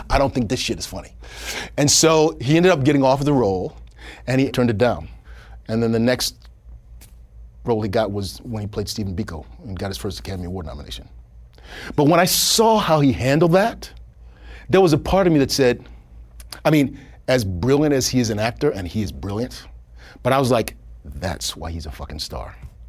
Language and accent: English; Kenya; I'm Kenyan, so I know how dangerous elephants are.